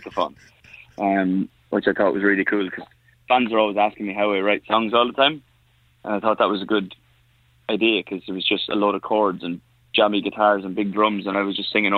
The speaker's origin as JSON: {"language": "English", "country": "Ireland", "said": "I'm Irish."}